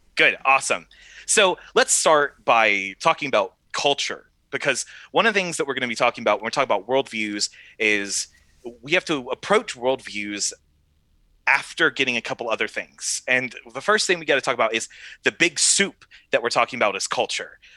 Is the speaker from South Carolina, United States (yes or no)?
yes; South Carolina, United States; now in South Bend, Indiana, United States; I was born in South Carolina, and I grew up in a faithful church